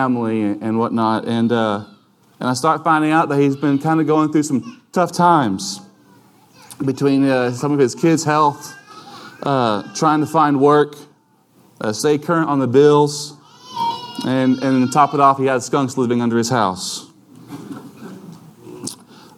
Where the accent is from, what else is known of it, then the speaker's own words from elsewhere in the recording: United States; we as American citizens